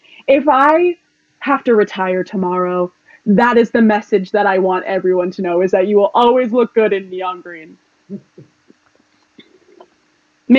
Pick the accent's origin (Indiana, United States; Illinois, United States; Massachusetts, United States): Massachusetts, United States; South Shore; We're both from South Shore, Massachusetts, so it would be so cool to represent our home